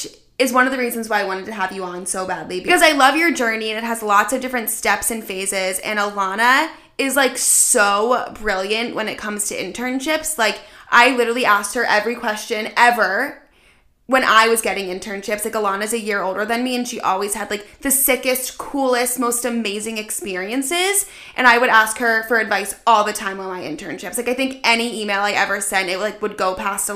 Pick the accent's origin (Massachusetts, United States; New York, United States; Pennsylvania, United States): Pennsylvania, United States; Philadelphia; I grew up with Q102 in Philly